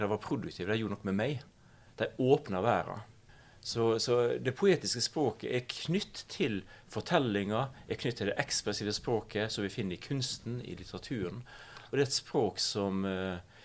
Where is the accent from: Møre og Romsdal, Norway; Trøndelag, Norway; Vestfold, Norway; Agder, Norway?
Møre og Romsdal, Norway; Vigra; Jeg er fra den lille, flate øya Vigra utafor Ålesund. Jeg vokste opp